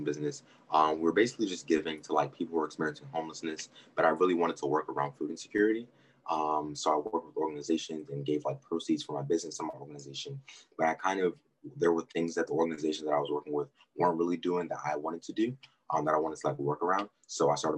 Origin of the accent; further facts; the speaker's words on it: Maryland, United States; I'm from Maryland